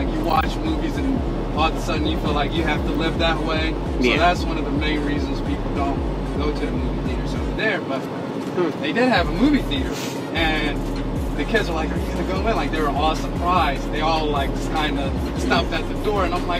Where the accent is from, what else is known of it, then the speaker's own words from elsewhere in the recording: United States; They knew I was from America.